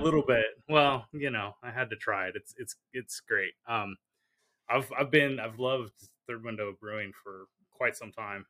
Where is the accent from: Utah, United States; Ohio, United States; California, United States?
California, United States; I grew up in California